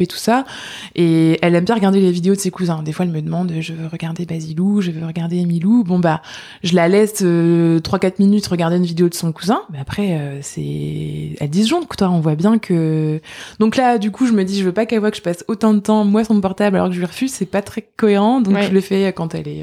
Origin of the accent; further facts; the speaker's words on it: Côte d'Opale, Hauts-de-France, France; also born or lived in Lille; je suis originaire de la Côte de d'Opale, mon mari aussi